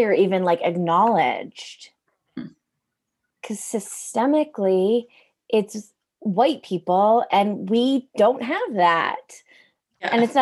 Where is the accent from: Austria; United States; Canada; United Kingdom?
Canada; Toronto, Ontario; I grew up in Toronto. I'm Canadian. I was born here. I've lived here my entire life.